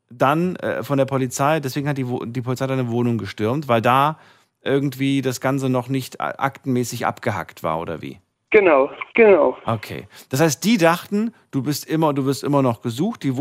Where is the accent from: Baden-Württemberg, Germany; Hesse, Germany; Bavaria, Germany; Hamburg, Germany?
Hesse, Germany; Limburg; Ich, ich komme aus Limburg.